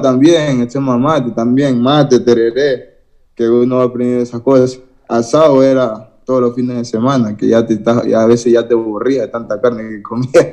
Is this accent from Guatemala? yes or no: no; Guayaquil, Guayas, Ecuador; soy acá de Guayaquil, del sur de Guayaquil, de la isla Trinitaria